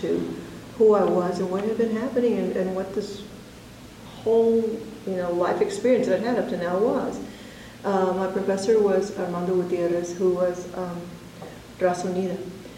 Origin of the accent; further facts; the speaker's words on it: Plainview, Texas, United States; born there; I was born in Plainview, Texas. That's in the Panhandle, sort of halfway between Amarillo and Lubbock.